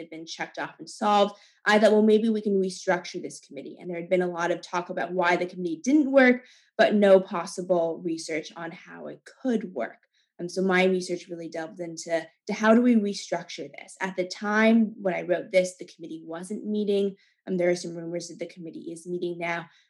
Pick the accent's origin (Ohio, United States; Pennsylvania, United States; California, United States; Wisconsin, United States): California, United States; moved away; I'm originally from California, where water was very scarce